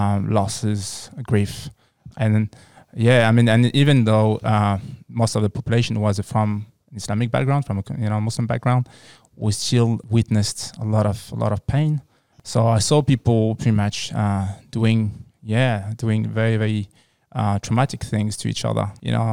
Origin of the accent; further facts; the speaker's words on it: France; So I was born and raised in France. So I just grew up in France, studied there.